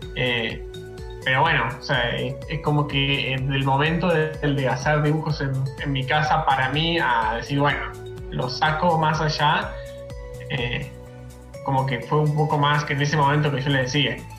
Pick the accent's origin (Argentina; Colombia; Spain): Argentina; Mar del Plata, Buenos Aires Province; moved away as an adult; now in Córdoba, Argentina; soy de Mar del Plata, actualmente vivo en Córdoba